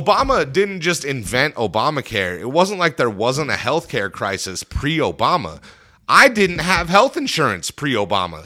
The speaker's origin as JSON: {"language": "English", "country": "United States", "said": "we as an American people"}